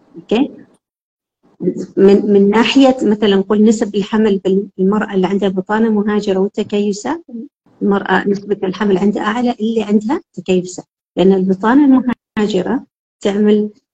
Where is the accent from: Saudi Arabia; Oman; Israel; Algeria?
Oman; إحنا كعمانيين